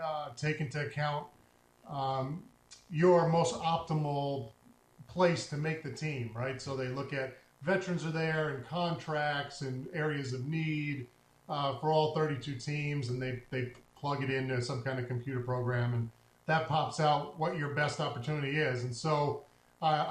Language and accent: English; Cape Cod, Massachusetts, United States; moved away as an adult; also born or lived in Brooklyn, New York; now in Maine, United States; I'm originally from Cape Cod, Massachusetts. But my family's from New York. I was born in Brooklyn. My parents are from Brooklyn, and so most of my family's from New York. Grew up in Cape